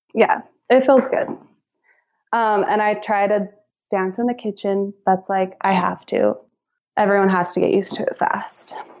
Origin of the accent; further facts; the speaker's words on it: Lindon, Utah, United States; I was born and raised in Linden, Utah.